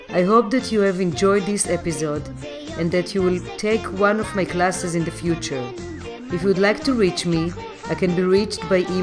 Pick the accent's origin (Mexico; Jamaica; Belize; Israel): Israel; Jerusalem; moved away as an adult; now in New York City, United States; I was born in Jerusalem, and when I moved to New York